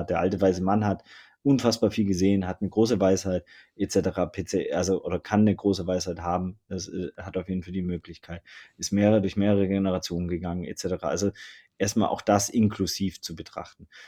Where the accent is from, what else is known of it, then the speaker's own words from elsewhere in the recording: Southern Germany, Germany; Ich komme aus Süddeutschland, ne? Also es war immer so ein bisschen, ne? schaffe, schaffe, Häusle bauen, etc. pp. und ein Mercedes fahren